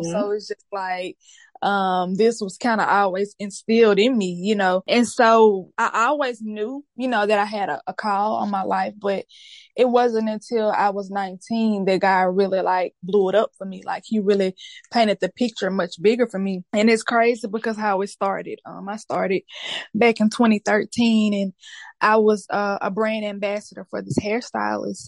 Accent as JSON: {"language": "English", "town": "Shreveport", "region": "Louisiana", "country": "United States", "said": "I am from Shreveport, Louisiana"}